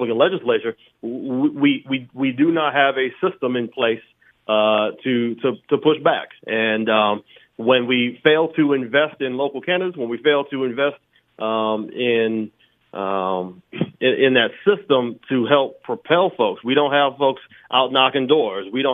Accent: Iowa, United States; I grew up in Iowa in the 1990s.

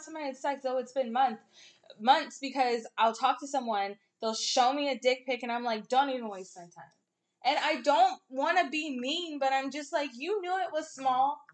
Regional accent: the Bay Area, California, United States; now in the Valley, United States; I'm from the Bay

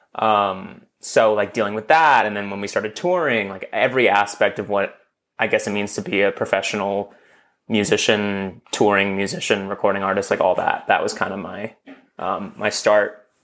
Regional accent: Los Angeles, California, United States; I grew up in Los Angeles

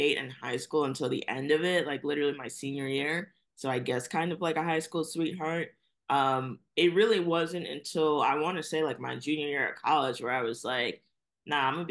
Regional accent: New York City, New York, United States; also born or lived in Brooklyn, New York; I'm here in Brooklyn, New York, but I was raised in Staten Island, New York.

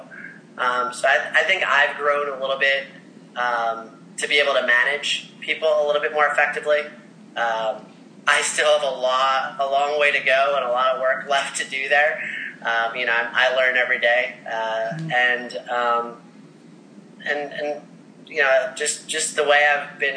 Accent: Ocean Township, New Jersey, United States; I grew up in Ocean Township, New Jersey. It's a little beach town on the Jersey Shore

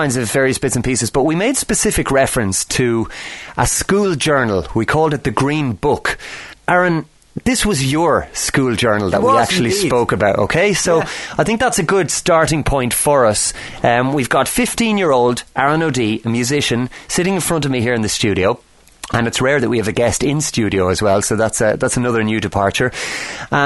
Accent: Ireland; growing up in Ireland

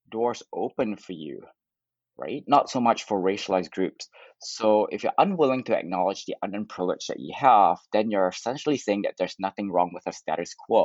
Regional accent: Canada; I'm Canadian

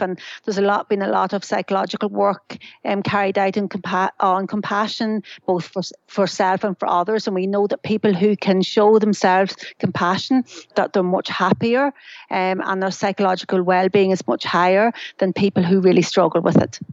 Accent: Ireland; now in United Kingdom; I'm Irish

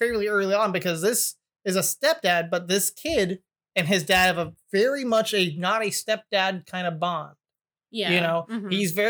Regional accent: United States; I'm American

